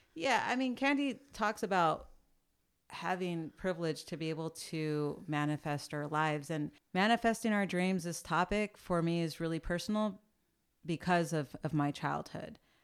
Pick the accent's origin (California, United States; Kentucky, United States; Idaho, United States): California, United States; San Jose; also born or lived in San Francisco; I am, uh, born and raised in the Bay Area.